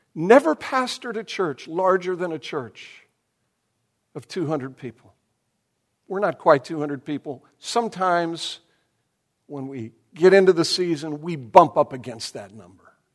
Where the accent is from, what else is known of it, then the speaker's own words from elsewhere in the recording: United States; who we are as Americans and even, I'm afraid, as American Christians